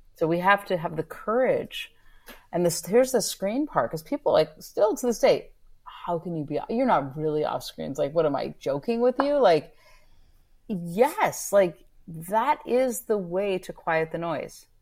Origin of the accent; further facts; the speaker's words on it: Northern California, United States; I grew up in Northern California